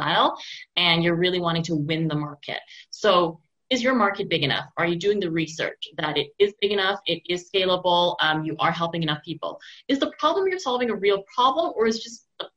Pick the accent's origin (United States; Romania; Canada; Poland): Canada; Montreal, Quebec; when I was teaching a university course this summer at Concordia in my hometown here